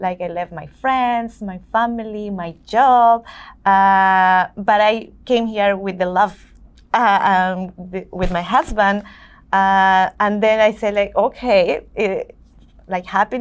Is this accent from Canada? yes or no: no; Colombia; now in New York, United States; I'm from Colombia